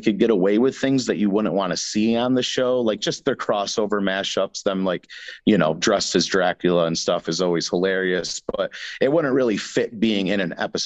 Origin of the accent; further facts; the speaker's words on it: New York, United States; we're from New York